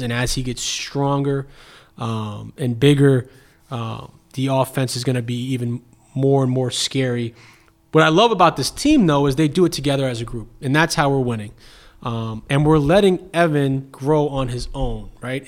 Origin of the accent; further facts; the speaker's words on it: New York City, New York, United States; moved away as an adult; now in Cleveland, United States; being born and raised in Brooklyn is certainly who I am and, and where I'm from